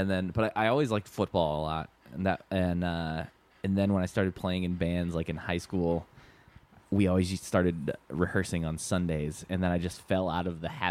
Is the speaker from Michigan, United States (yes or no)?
yes; Michigan, United States; I grew up in Michigan technically, but right on the state line.